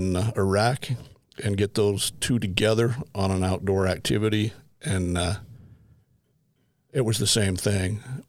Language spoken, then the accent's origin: English; Midvale, Utah, United States; Actually born in Murray, Utah, raised in Midvale. Grew up across the street from the dairy farm.